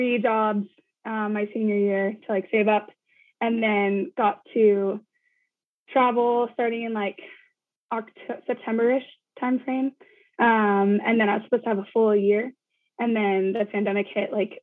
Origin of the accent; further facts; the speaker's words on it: Bay Area, California, United States; I was born and raised in the Bay Area